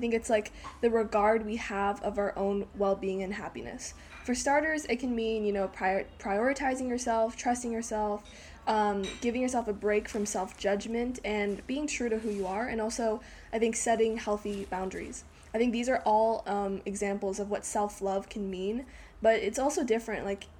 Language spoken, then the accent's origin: English; Canada; born there; I was born in Canada. I'm 16 years old